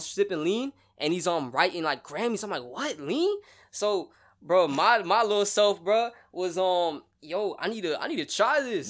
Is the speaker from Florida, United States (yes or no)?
yes; Broward County, Florida, United States; also born or lived in Sarasota; I'm from the Broward County area